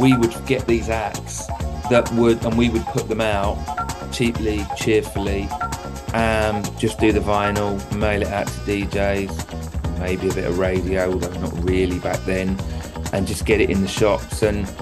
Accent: London, United Kingdom; I came from Southeast London, you know, in Abbey Woods.

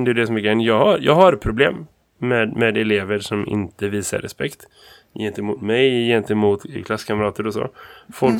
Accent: Sweden; jag som vit svensk man

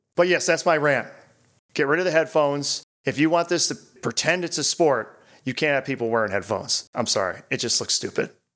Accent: Albany, New York, United States; I'm from Albany

